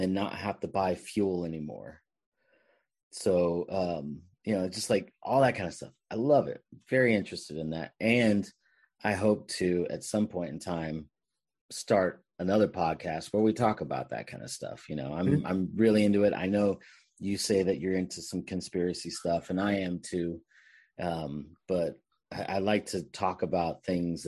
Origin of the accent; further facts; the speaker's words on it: Bay Area, California, United States; I'm from the Bay Area, so we had all sorts of radio stations